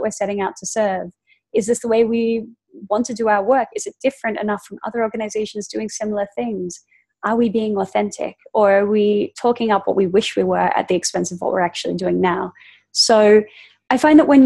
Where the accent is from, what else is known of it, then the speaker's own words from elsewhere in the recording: Australia; growing up in Australia